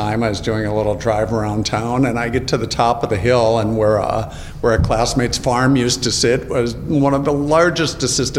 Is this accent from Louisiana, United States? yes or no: no; Shakopee, Minnesota, United States; I'm from the Twin Cities, southwest suburb called Shakopee.